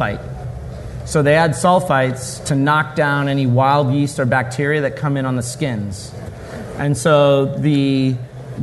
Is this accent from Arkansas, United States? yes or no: no; St. Louis, Missouri, United States; also born or lived in London; I'm from St. Louis, but I was working for Young's Brewery in London and came back to St. Louis to start the brewery.